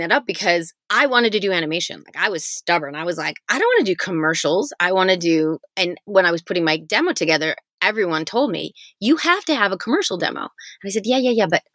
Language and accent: English; Michigan, United States; I grew up in Michigan